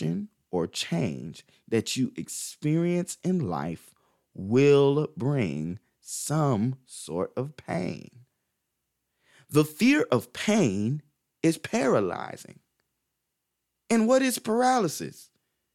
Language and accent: English; Crestview, Florida, United States; when I was a kid growing up in Crestview, Florida